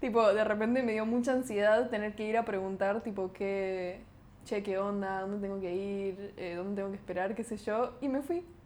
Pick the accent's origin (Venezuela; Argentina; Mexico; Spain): Argentina; Buenos Aires; somos de, Capital de Buenos Aires